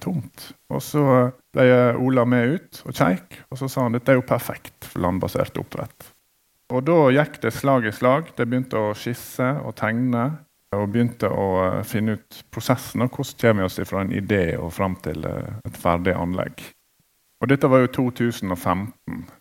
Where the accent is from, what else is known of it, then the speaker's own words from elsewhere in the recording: Hyllestad, Vestland, Norway; also born or lived in Bergen; Jeg er jo fra Hyllestad